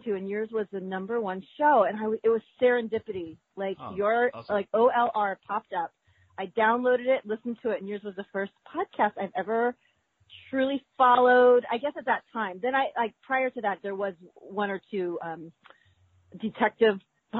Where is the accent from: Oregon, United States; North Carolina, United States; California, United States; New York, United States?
California, United States; I only know my hometown. Oh, I only know California.